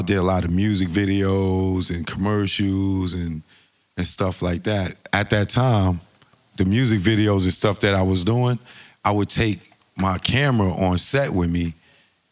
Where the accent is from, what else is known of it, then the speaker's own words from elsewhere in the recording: New York City, New York, United States; I'm from Eden World Projects in the Bronx, which is 229th and Laconia